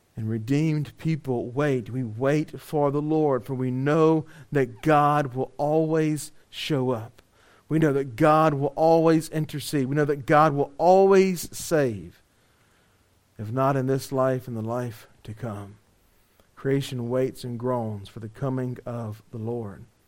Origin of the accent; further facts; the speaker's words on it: Louisiana, United States; we're from Louisiana